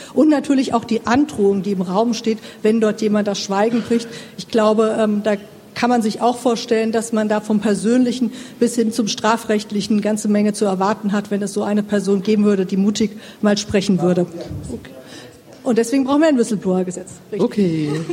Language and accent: German; Thuringia, Germany; ich komme aus Thüringen